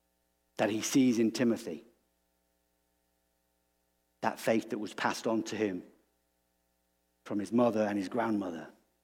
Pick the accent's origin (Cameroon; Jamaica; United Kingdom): United Kingdom; England; And I said, well, I'm from England.